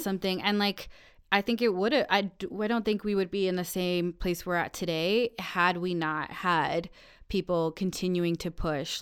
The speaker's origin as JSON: {"language": "English", "town": "Aurora", "region": "Colorado", "country": "United States", "said": "we are both from Aurora"}